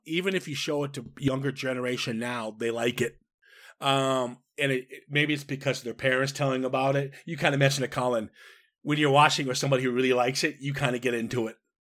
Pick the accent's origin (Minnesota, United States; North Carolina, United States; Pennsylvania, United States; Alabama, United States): Minnesota, United States; I was raised in Minnesota